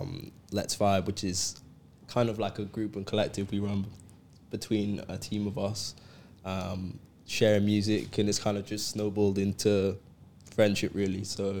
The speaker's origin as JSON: {"language": "English", "town": "Cardiff", "region": "Wales", "country": "United Kingdom", "said": "I'm actually from Cardiff."}